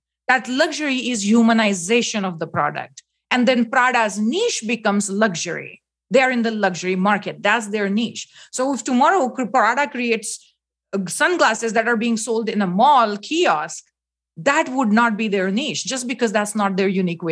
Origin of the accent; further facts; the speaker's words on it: India; moved away; I was born in India